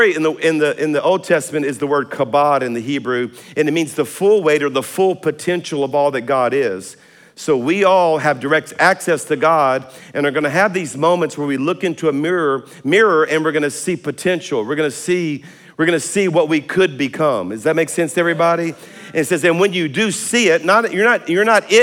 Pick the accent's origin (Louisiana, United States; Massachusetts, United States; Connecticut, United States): Louisiana, United States; South; I'm a Cajun from South Louisiana